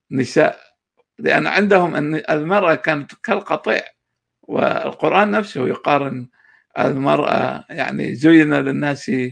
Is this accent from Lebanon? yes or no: no; Mosul, Nineveh, Iraq; moved away as an adult; now in United States; انا اولا آه، من مواليد 1972 آه، العراق الموصل آه، آه، أنا هاجرت إلى الولايات المتحدة عام 2010